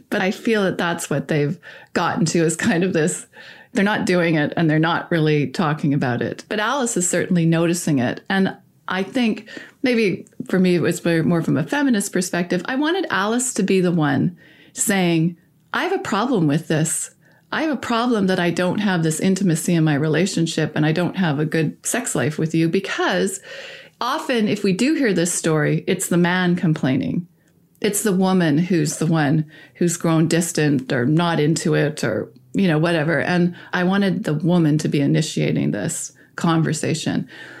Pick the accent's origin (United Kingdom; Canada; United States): Canada